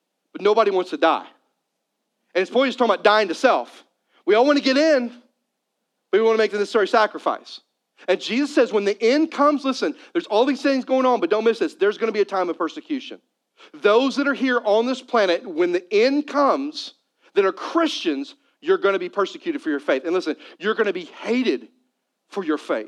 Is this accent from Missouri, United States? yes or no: yes; Missouri, United States; I'm a Missouri boy. And so I grew up in Missouri